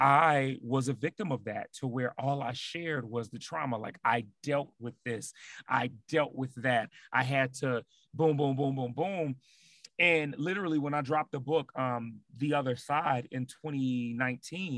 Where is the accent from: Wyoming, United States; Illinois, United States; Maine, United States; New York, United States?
Illinois, United States; Chicago; moved away as an adult; now in Seattle, United States; Chicago, like, just born and raised there, but even being in Seattle for the last 5 years now